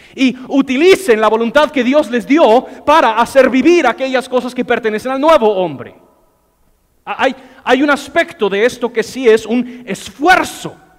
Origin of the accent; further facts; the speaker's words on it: United States; Spanish is a second language; moved away; yo soy gringo